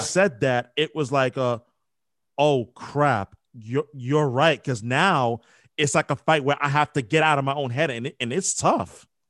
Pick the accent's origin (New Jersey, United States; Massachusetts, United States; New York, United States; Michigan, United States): New York, United States; I'm from New York, born and raised